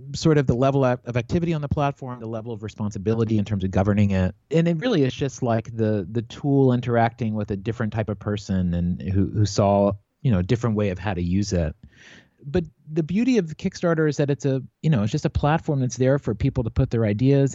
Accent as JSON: {"language": "English", "town": "Newport", "region": "Virginia", "country": "United States", "tie": "born or raised there", "also_born_or_lived": "New York City", "moved": "as an adult", "lives_now": "Los Angeles, United States", "said": "I grew up in a place called Newport, Virginia. It's yeah. in Giles County, about a half hour outside Blacksburg"}